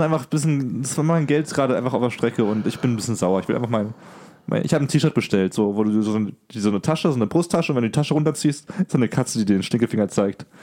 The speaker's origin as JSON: {"language": "German", "country": "Germany", "said": "für mich als Deutscher hier"}